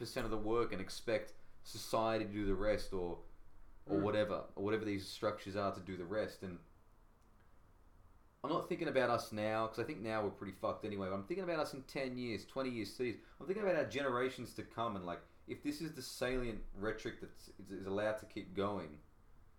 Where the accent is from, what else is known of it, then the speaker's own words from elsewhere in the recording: Australia; I am Australian